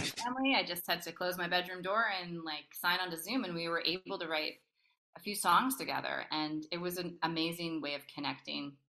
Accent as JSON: {"language": "English", "town": "Toronto", "region": "Ontario", "country": "Canada", "moved": "yes", "said": "I'm from Toronto"}